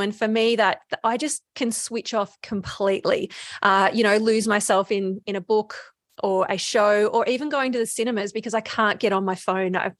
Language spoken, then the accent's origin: English; Bendigo, Victoria, Australia; also born or lived in Melbourne; I'm from Bendigo